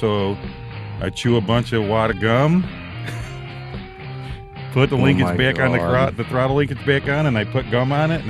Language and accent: English; Tonawanda, New York, United States; I lived in Tonawanda.